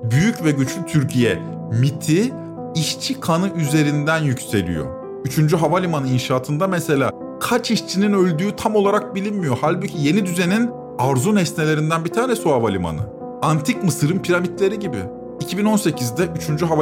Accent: Syria; now in Turkey; Yok ben Suriyeliyim.

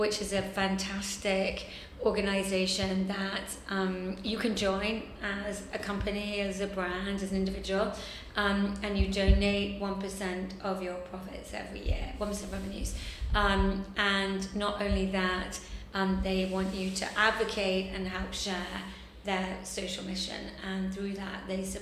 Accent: England, United Kingdom; accent: English; I'm English

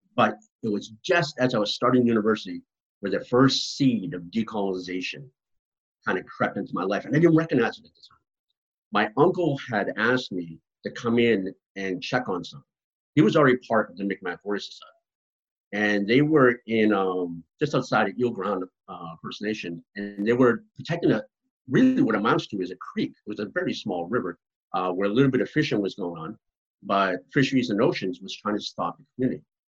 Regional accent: right outside of Boston, Massachusetts, United States; moved away; also born or lived in Mi'kmaq territory; I grew up right outside of Boston in my young years. So I grew up in Massachusetts, very much an urban environment

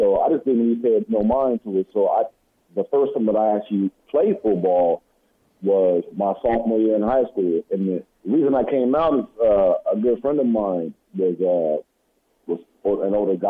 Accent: San Diego, California, United States; also born or lived in Chula Vista, California / Plainview, Texas; Chula Vista is just basically a small part of suburb of San Diego. I grew up pretty much most of San Diego, to be honest, moving from different parts of the city.

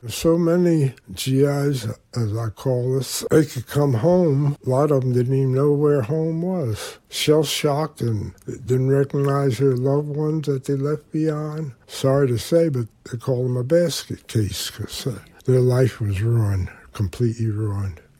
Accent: Willow Grove, Pennsylvania, United States; I was born in Willow Grove, Pennsylvania. There's a little s, section where the blacks lived called Crestmont

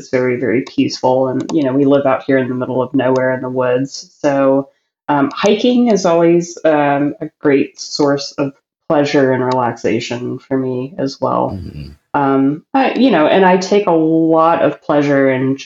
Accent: New Orleans, Louisiana, United States; my hometown

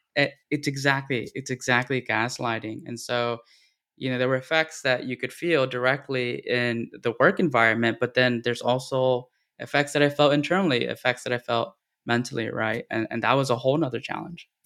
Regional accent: Texas, United States; since I, uh, grew up here

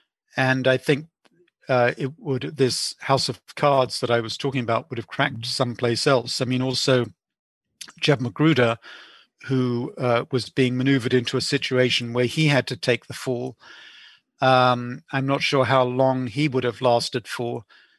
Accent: England, United Kingdom; Also, growing up in England, I went to the proms, and I remember going to the last night of the proms, which is a great English tradition

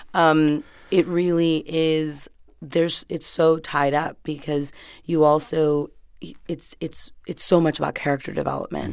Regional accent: Hialeah, Florida, United States; moved away as an adult; now in Los Angeles, United States; we grew up in Hialeah

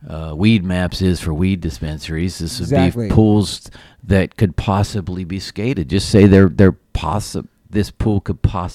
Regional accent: Appalachian Mountains, United States; I grew up in the Appalachian Mountains.

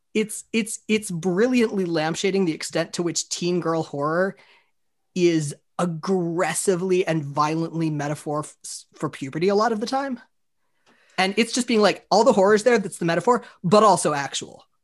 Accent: Florida, United States; I grew up in Florida

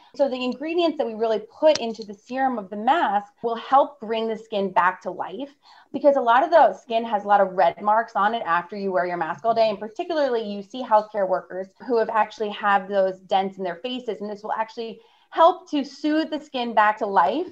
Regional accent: New York City, New York, United States; I'm from New York, my family's from New York

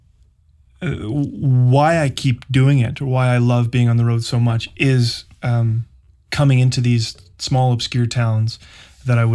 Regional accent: Winnipeg, Manitoba, Canada; moved away as an adult; also born or lived in Vancouver; growing up in Winnipeg

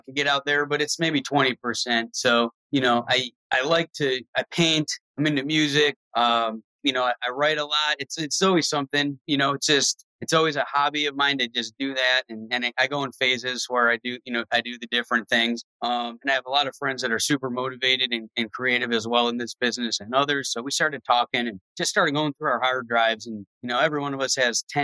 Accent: Cleveland, Ohio, United States; I grew up in Cleveland where it was white and black people

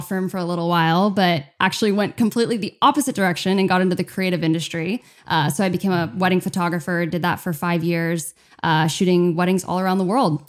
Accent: California, United States; also born or lived in Chicago, Illinois; I'm American. Uh, uh-huh. Born Chicago, moved over to California when I was just a baby with my family

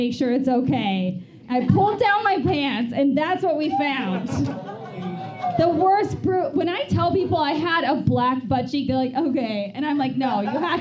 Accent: Wisconsin, United States; moved away; also born or lived in Chicago; I'm born and raised in Wisconsin

